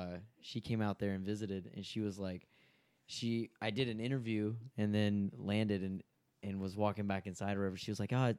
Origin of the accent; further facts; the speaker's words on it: Winona, Texas, United States; I'm originally from Tyler, or Winona, which is outside of Tyler.